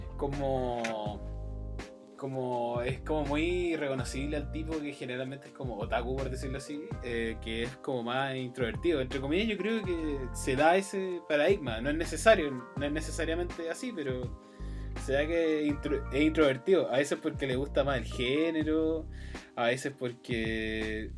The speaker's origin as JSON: {"language": "Spanish", "country": "Chile", "said": "conozco a Chile porque soy de Chile"}